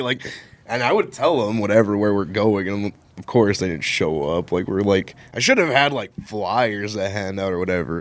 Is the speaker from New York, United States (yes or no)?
no; West Texas, United States; moved away as an adult; I'm not from here, I'm from West Texas